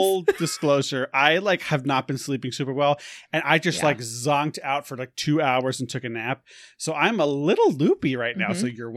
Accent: New York, United States; I'm from New York. Everyone suck it.

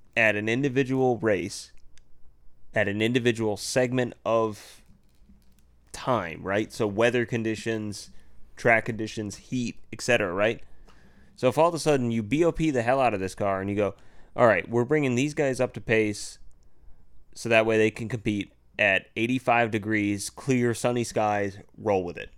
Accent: United States; being American

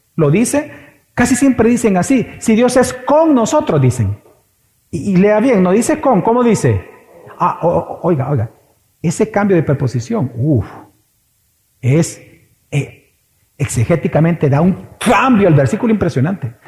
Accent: El Salvador; Aquí los salvadoreños somos de extremos

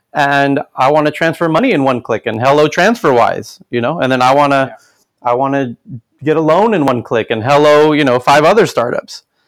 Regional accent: United States; now in Stockholm, Sweden; as an American

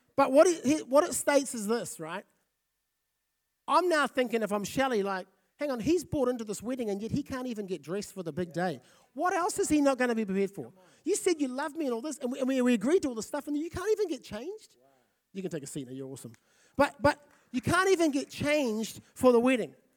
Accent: Fiji; also born or lived in South Auckland, New Zealand; now in Napier, New Zealand; I grew up in Fiji.

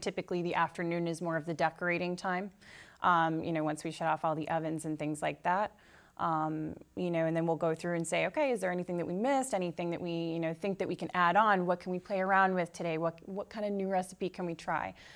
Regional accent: Tewksbury, Massachusetts, United States; I'm actually from Tewksbury, so I'm very local

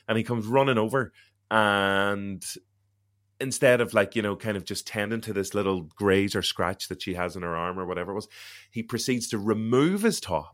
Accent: Derry, Northern Ireland, United Kingdom; accent: Derry; I'm from Derry, so I have a Derry

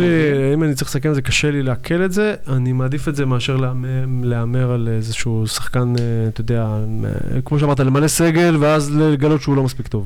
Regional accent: Givatayim, Tel Aviv District, Israel; also born or lived in Yad Eliyahu, Tel Aviv; now in Tel Aviv, Israel; כל הילדות שלי הייתה בגבעתיים.

